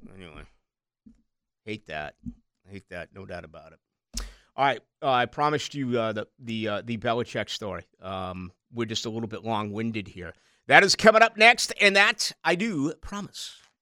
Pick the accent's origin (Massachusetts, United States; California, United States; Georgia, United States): Massachusetts, United States; Boston; also born or lived in Chicago; now in Jacksonville, United States; my hometown in Boston